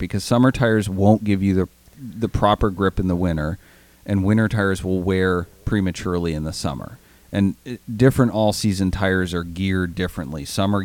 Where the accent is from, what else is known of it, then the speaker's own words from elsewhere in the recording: Maine, United States; moved away; my home state of Maine